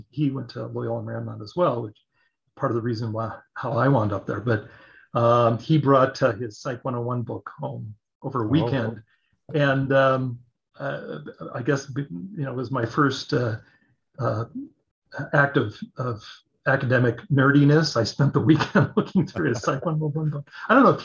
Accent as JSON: {"language": "English", "area": "Orange County", "region": "California", "country": "United States", "tie": "born or raised there", "said": "I grew up in Orange County, California"}